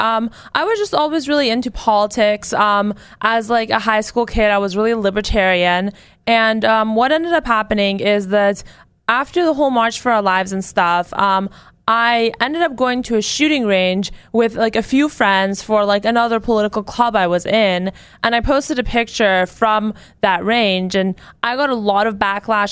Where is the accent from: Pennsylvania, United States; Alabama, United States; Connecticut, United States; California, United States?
California, United States; I'm from California